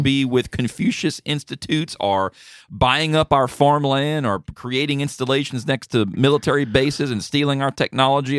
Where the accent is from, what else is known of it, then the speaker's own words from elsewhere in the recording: United States; as an American